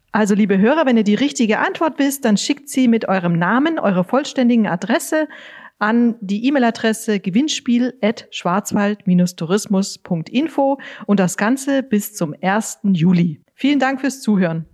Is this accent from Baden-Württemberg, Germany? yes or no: yes; Offenburg, Baden-Württemberg, Germany; ich komme aus Offenburg